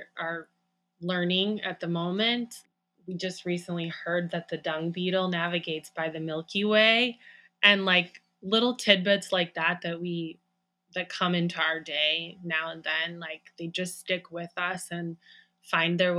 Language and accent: English; Great Lakes, United States; moved away as an adult; also born or lived in Cascadia bioregion; now in Cascadia, United States; we grew up in the Great Lakes region, and we moved 10 years ago to the Cascadia bioregion